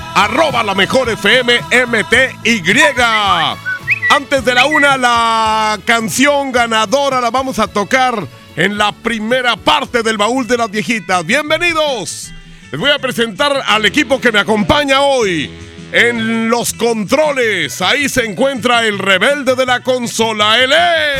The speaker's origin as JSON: {"language": "Spanish", "region": "northern Mexico", "country": "Mexico", "said": "como los norteños que somos"}